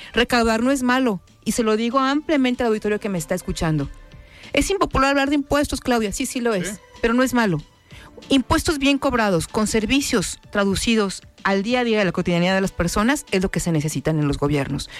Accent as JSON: {"language": "Spanish", "town": "Guadalajara", "region": "Jalisco", "country": "Mexico", "tie": "born or raised there", "said": "nací en la Colonia Independencia y desde ahí he venido trabajando desde muy chava"}